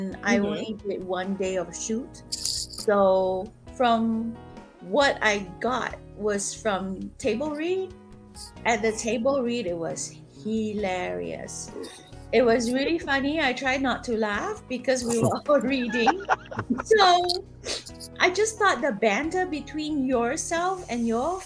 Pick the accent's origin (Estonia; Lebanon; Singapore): Singapore; moved away as an adult; now in Atlanta, United States; I am originally from Singapore, and I just moved to Atlanta. No, I did not just move to Atlanta. I've been here for 10 years now